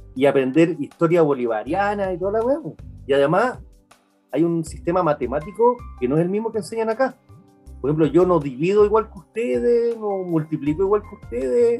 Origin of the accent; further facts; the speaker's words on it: Santiago, Santiago Metropolitan Region, Chile; moved away; en, el Alexander Fleming hice la media, en Las Condes